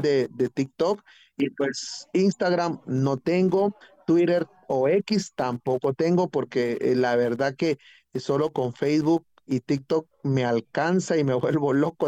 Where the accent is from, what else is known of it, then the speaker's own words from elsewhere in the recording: San Miguel Petapa, Guatemala Department, Guatemala; en mi comunidad, en mi pueblo, en mi municipio de San Miguel Petapa